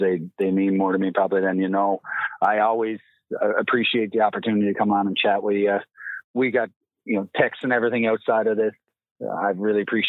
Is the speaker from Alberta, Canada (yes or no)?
no; Newfoundland and Labrador, Canada; as a Newfoundlander, as a proud Newfoundland ball player